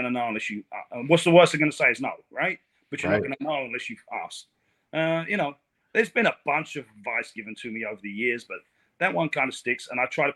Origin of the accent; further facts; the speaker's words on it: England, United Kingdom; now in Port St. Lucie, United States; I'm from England